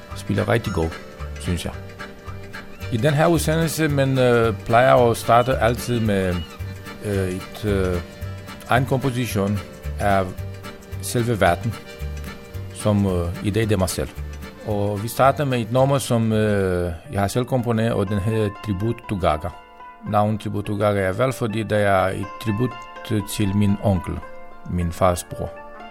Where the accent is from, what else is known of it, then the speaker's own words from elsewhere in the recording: Romania; Danish is a second language; moved away as an adult; now in Denmark; jeg er sigøjner fra Rumænien. I de sidste 23 år, jeg har boet i Danmark